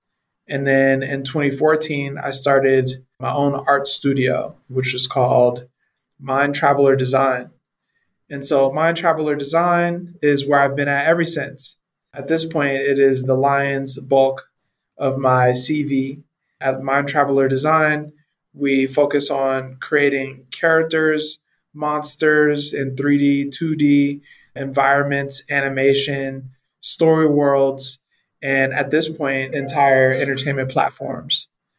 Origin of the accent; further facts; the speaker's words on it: Colton, California, United States; moved away as an adult; also born or lived in San Francisco, California / Orange County, California; now in Johannesburg, South Africa; I grew up in Southern California, in a small town called Colton, California.